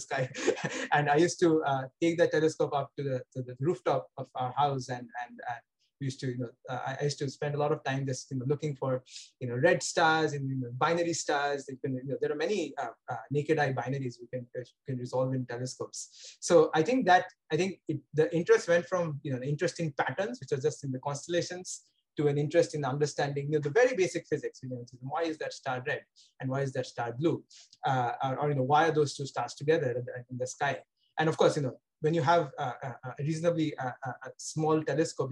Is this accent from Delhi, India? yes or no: no; Kolkata, West Bengal, India; moved away as an adult; also born or lived in Bangalore / Pasadena; now in Cambridge, United States; I grew up in Kolkata and I was born in Kolkata.